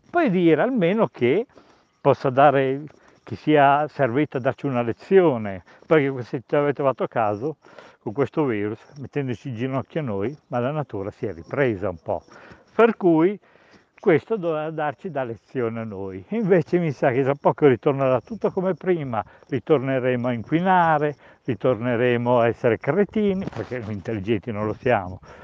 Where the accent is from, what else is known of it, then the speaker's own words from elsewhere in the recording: Enna, Sicily, Italy; io sono di Enna, qui proprio nel centro della Sicilia